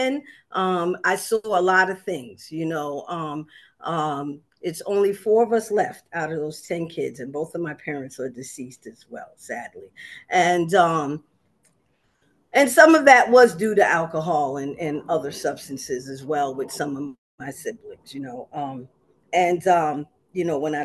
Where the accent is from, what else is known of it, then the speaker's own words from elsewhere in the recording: New York City, New York, United States; also born or lived in Harlem, New York / Long Island City, Queens; I was raised in South Jamaica, Queens